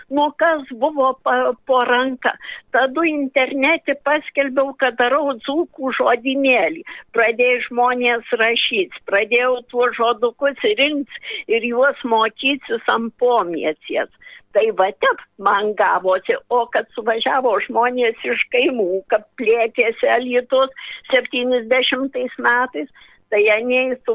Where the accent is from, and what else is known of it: Dzūkija, Lithuania; accent: Dzūkian